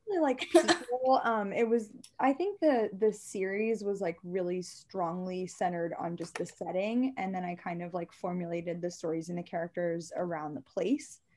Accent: Maryland, United States; I'm from Maryland

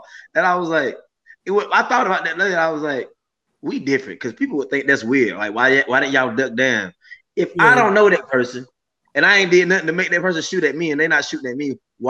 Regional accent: Boiling Springs, North Carolina, United States; also born or lived in Shelby, North Carolina; my mom stayed in Bowling Springs, so I grew up in Bowling Springs, but I got adopted by Light Oak

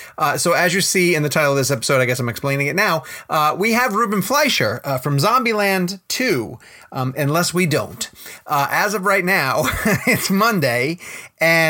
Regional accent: New York, United States; moved away; I'm from New York originally

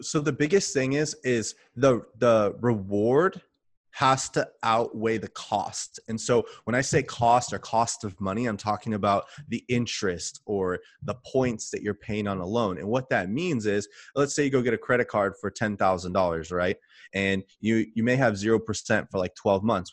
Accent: California, United States; moved away as an adult; also born or lived in Texas; I'm from California, but when I got out of the Army, I lived in Texas for a while

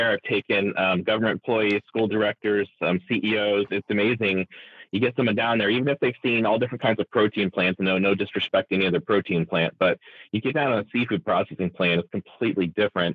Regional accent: Indiana and Ohio, Midwest, United States; moved away as an adult; now in Washington, United States; growing up in Indiana and Ohio

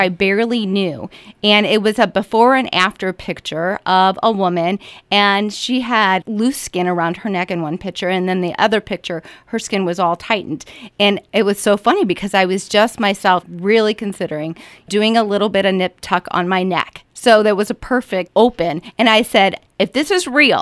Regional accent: St. Louis, Missouri, United States; also born or lived in Orlando, Florida / St. Charles County; I'm a native of St. Louis. I was born in Orlando, Florida, but I've lived here since all my memory alive since I've been two

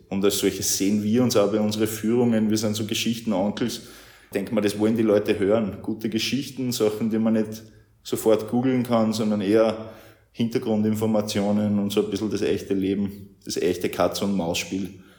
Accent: Ried im Innkreis, Upper Austria, Austria; moved away as an adult; also born or lived in Bavaria / Vienna / Zillertal; now in Linz, Austria; Ich bin eigentlich aus Ried im Innkreis, also nicht allzu weit entfernt

